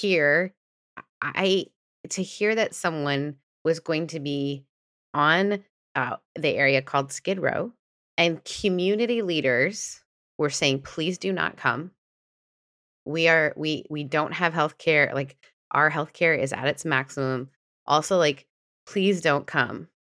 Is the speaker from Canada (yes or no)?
yes; Canada; moved away; also born or lived in Southern United States; I grew up in a more progressive country, and then I moved from Canada to the South